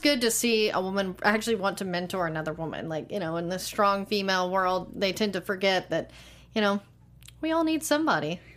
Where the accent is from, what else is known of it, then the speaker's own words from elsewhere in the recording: Texas, United States; I'm from Texas. We put hot sauce on everything, including eggs